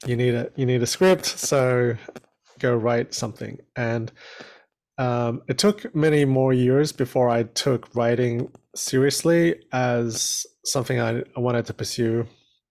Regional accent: Brunei; born there; also born or lived in New Zealand / Australia; So I was born in Brunei, which is a little country in Southeast Asia, and then moved to New Zealand and Australia.

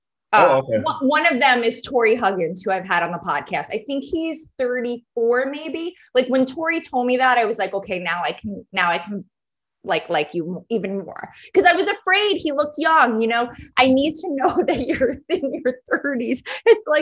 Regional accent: Long Island, New York, United States; I'm a native New Yorker, even though like technically I grew up on Long Island

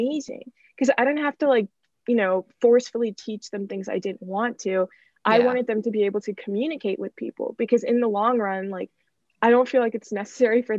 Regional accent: United States; I was born in the US

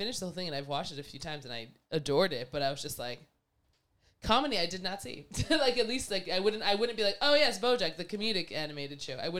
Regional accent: Alberta, Canada; Growing up in Alberta

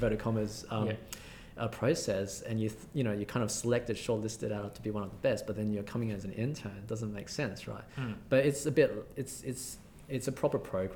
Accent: Australia; accent: fairly Australian; my fairly Australian accent

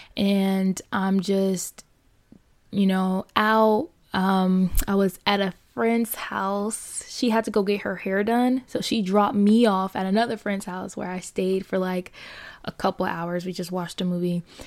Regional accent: Fort Lauderdale, Florida, United States; born and raised in Fort Lauderdale, Florida

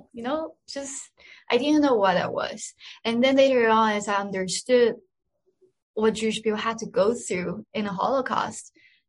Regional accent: Pakistan; moved away as an adult; now in Israel; As I said, you know, growing up in Pakistan wasn't easy at all. I felt a lot of sacrifices I had to make, but I was willing to make those sacrifices. And I think the experience of living in Pakistan made me more resilient.

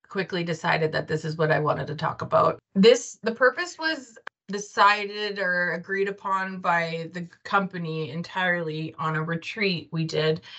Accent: Bienfait, Saskatchewan, Canada; from Bienfait

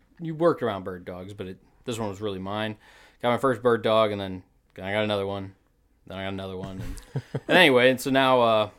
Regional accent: Missouri, United States; now in Wisconsin, United States; So I did not grow up in Wisconsin. I grew up in the Ozarks of Missouri.

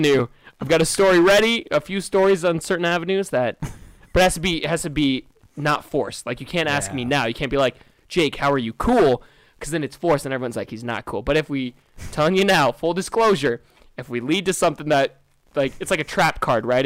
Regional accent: Iowa, United States; also born or lived in Solon, Iowa / Cedar Rapids, Iowa / Quad Cities / Des Moines; Grew up in Solon, Iowa, Cedar Rapids, Quad Cities. I've been all over in Iowa, but I've never left Iowa.

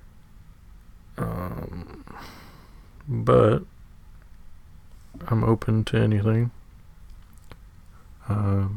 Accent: Sacramento, California, United States; I'm from Sacramento, born and raised

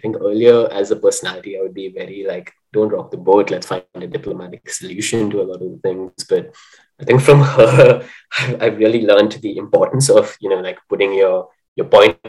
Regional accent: India; I'm not living in India any longer. So even though I am Indian, I'm feeling a little bit like a mongrel.

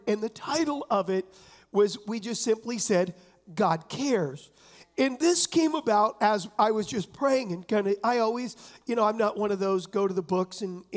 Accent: San Diego, California, United States; I was raised in San Diego

